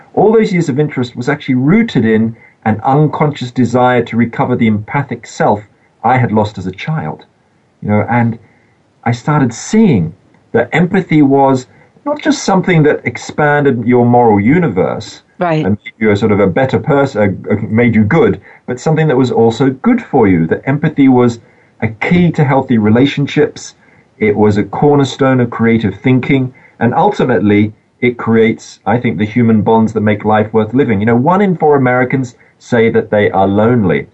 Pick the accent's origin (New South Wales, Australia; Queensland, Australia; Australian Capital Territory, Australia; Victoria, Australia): New South Wales, Australia; Sydney; I was growing up in Australia in the suburbs of Sydney, as a 10-year-old